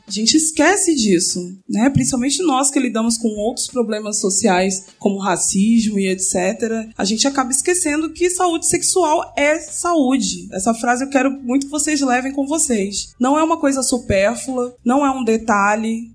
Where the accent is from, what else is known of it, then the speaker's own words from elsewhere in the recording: São Paulo, Brazil; moved away as an adult; also born or lived in Niterói; eu sou nascida aqui em São Paulo, mas me mudei em 2010 para Niterói para fazer faculdade de medicina.